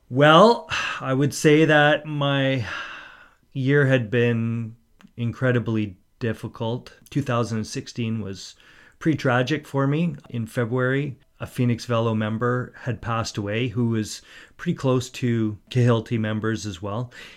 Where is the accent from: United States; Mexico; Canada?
Canada; Port Coquitlam, British Columbia; I grew up in Port Coquitlam.